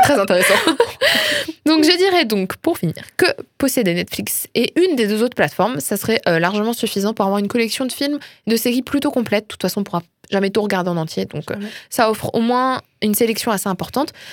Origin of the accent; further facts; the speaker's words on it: France; je suis une bonne française qui se respecte